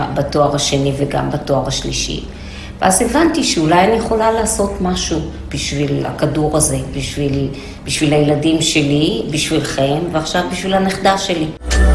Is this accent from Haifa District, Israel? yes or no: yes; Haifa, Haifa District, Israel; אני גדלתי בוואדי שיח בחיפה